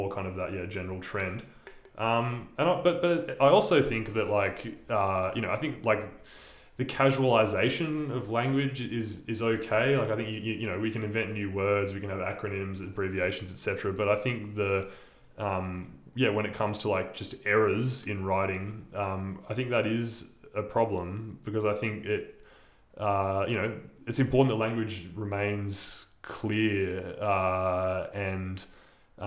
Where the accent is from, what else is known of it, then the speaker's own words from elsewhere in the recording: Illawarra, New South Wales, Australia; my hometown, the Illawarra